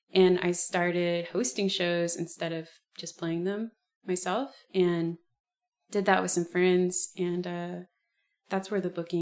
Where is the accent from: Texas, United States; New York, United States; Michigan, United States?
Texas, United States; Texas City; now in Galveston, United States; I'm actually from Texas City, which is really close. It's across the causeway